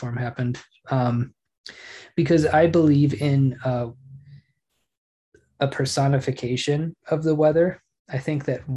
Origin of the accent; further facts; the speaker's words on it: Oklahoma, United States; Growing up in Oklahoma